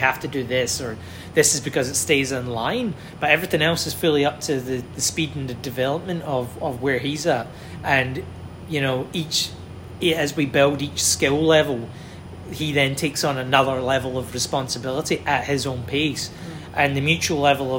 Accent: Glasgow, Scotland, United Kingdom; moved away; my hometown, Glasgow

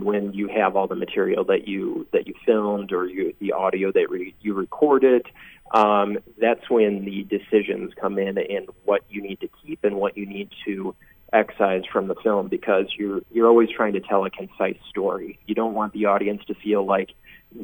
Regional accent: Panama, New York, United States; I'm from Panama, New York.

